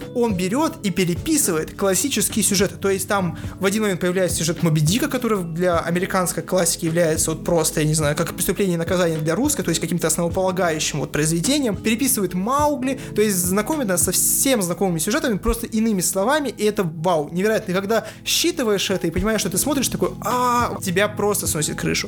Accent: Achinsk, Krasnoyarsk Krai, Russia; Я как человек из Ачинска говорю, люди реально так и развлекаются в маленьких городах

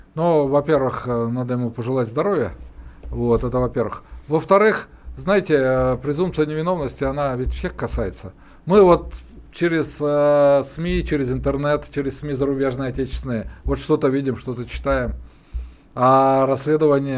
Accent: Urals, Russia; я вот, как и Александр, мы родились на Урале

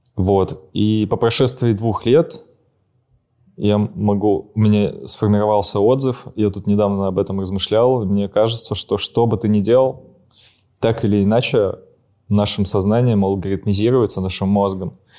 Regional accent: Saint Petersburg, Russia

